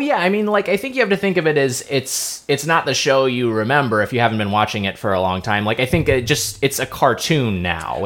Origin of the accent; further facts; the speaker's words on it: Lakewood, California, United States; my hometown was Lakewood, California, which is right by uh, right next to Long Beach